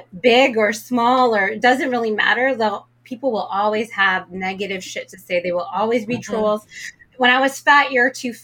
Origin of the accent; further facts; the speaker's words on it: Toronto, Ontario, Canada; moved away as an adult; also born or lived in Las Vegas; born and raised in Toronto, Canada, but my ethnicity is Arabic, so I'm Palestinian